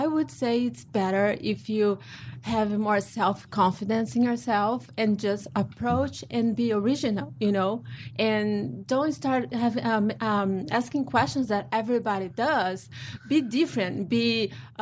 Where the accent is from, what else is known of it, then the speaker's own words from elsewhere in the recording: Brazil; moved away; I'm from Brazil.